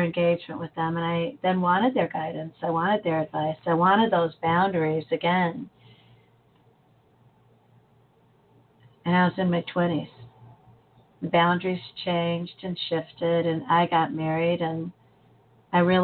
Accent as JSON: {"language": "English", "country": "United States", "said": "as an American"}